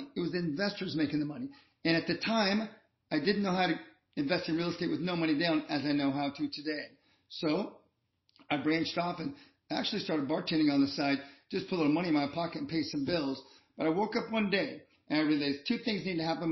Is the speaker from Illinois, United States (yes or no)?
no; Columbus, Ohio, United States; I'm from Columbus, Ohio